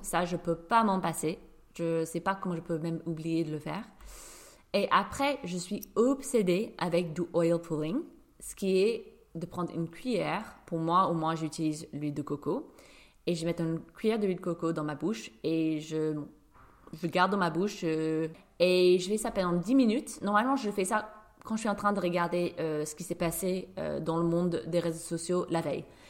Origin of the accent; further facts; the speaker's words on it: New York, United States; now in Paris, France; je suis une Américaine de New York qui vit à Paris